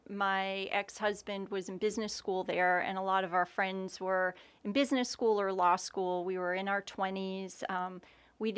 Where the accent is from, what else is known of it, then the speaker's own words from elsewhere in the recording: Beverly, Massachusetts, United States; moved away as an adult; also born or lived in Boston, Massachusetts; now in Florida, United States; I am from Massachusetts. Okay. Whereabouts? A little town called Beverly. It's about 20, 25 miles north of Boston.